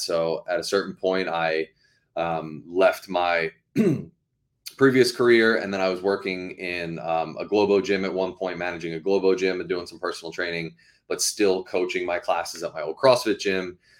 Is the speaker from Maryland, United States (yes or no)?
yes; Baltimore, Maryland, United States; moved away as an adult; now in Massachusetts, United States; I grew up, um, in Maryland, so in Baltimore, Maryland.